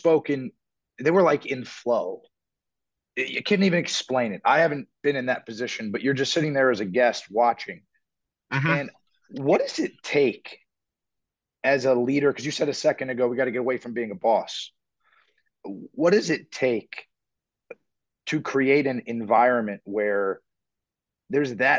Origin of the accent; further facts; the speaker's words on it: Miami, Florida, United States; now in Newark, United States; I'm from Miami